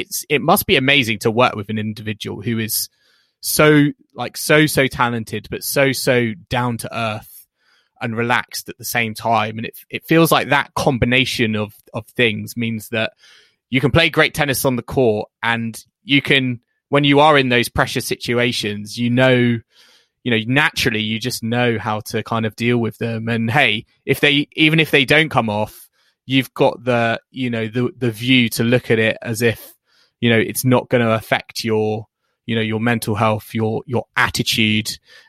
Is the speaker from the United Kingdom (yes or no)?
yes; United Kingdom; the struggles we've been through as British tennis fans with Andy Murray, Tim Henman, etc.